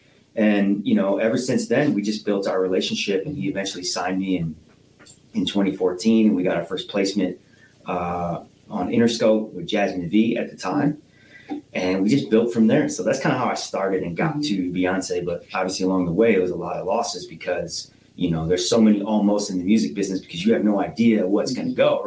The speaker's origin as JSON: {"language": "English", "region": "Northwest Ohio", "country": "United States", "tie": "born or raised there", "also_born_or_lived": "Cedar Rapids, Iowa", "said": "my parents divorced, moved here in 93"}